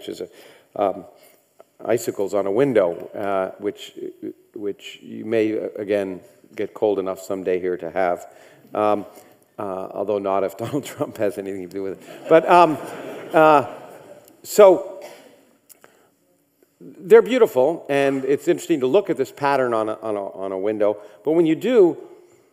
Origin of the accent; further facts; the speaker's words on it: Canada; I grew up in Canada